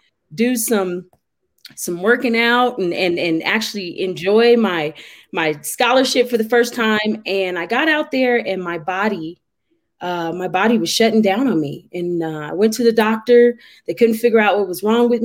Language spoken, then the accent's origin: English; Denver, Colorado, United States; now in Colorado Springs, United States; I am from Denver, Colorado. Currently, I live in Colorado Springs, Colorado, and I love it. So I am a Colorado native.